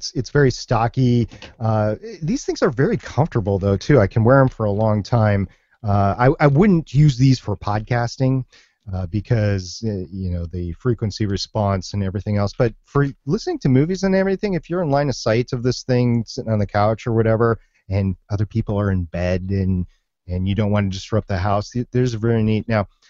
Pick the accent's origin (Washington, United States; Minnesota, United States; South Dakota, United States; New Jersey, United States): Minnesota, United States; I grew up in Minnesota, so it's WCCO 830.